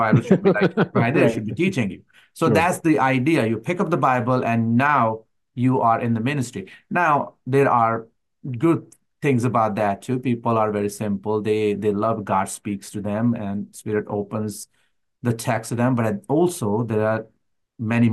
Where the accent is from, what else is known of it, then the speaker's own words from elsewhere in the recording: Pakistan; being a Pakistani believer